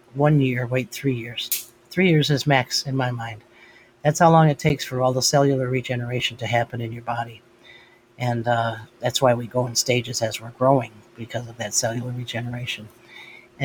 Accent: United States; as an American

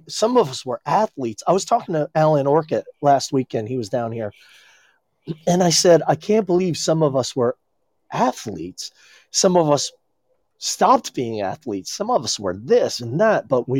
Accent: New Jersey, United States; I grew up partially in Jersey and it sucked.

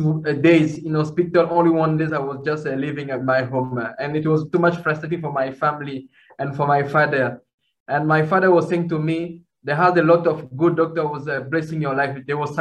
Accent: Kinshasa, DR Congo; I grew up in the Democratic Republic of Congo here in Kinshasa. It's a wonderful country, and where I grew up.

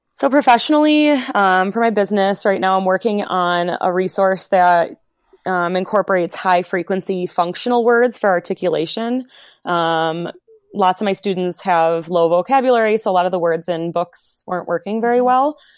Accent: Wisconsin, United States; moved away as an adult; also born or lived in Virginia; for grad school, I moved from Wisconsin to a small school um, in Virginia.

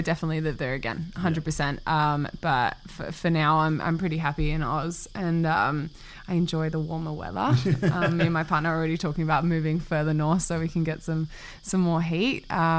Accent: Singapore; also born or lived in New Zealand; I didn't even grow up in New Zealand for that long. I grew up in Singapore, and then I've only traveled New Zealand when I was a kid going home for Christmas and stuff like that.

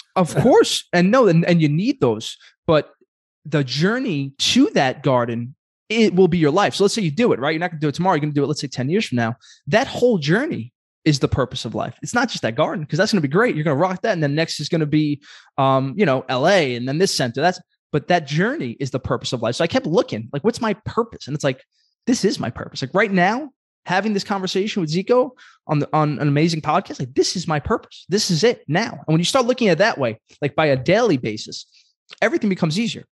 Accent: Brooklyn, New York, United States; I'm a kid from Brooklyn.

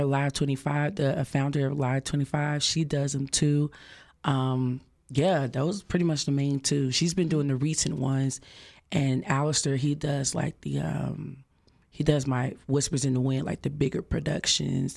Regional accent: Dallas, Texas, United States; I'm from Dallas, Dallas, Texas, Oak Cliff

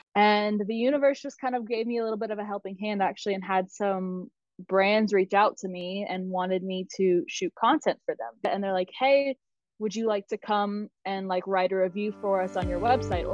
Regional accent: South Carolina, United States; moved away as an adult; also born or lived in Georgia; now in Austria; I grew up in South Carolina. So um, I was actually born in Georgia, but we moved when I was about two. So South Carolina has always been home for me

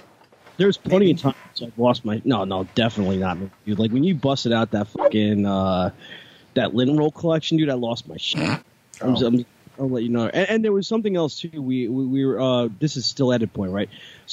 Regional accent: New York, United States; Tyson, like I'm from New York

